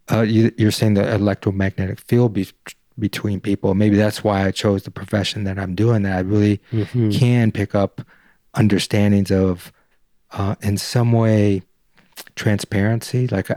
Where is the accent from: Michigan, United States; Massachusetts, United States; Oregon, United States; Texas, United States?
Michigan, United States; Detroit; Like I grew up in Detroit, and maybe there's something to that where, like, you know, I can walk in and feel like, nah, there's something about this dude, man.